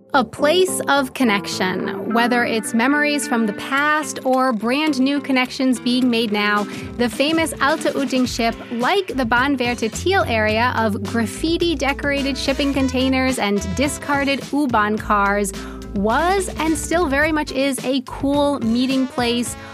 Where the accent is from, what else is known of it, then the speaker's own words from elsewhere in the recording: United States; moved away as an adult; now in Germany; I'm an American who has been living in Germany for 10 years now